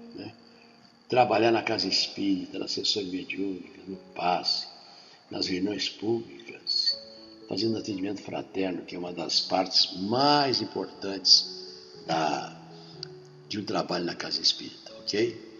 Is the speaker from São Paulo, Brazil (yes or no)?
no; Rio Grande do Sul, Brazil; moved away as an adult; now in Rio de Janeiro, Brazil; eu sou lá da roça, lá do Rio Grande do Sul. Estou aqui do Rio de Janeiro, mas fiquei até os 18 anos lá na cidade pequena.